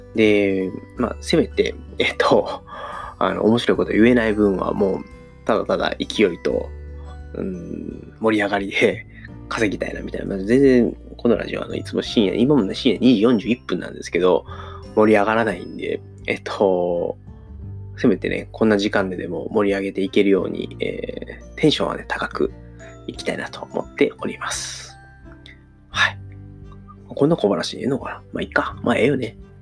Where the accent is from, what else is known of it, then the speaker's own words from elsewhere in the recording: Kansai, Japan; accent: Kansai-ben; 自分のね、この一応関西弁で早口みたいなところもあるので